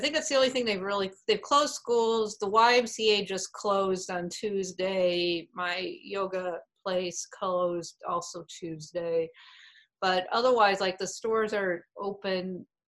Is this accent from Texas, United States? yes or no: no; Wisconsin, United States; moved away as an adult; now in Prescott, Arizona, United States; I grew up in Wisconsin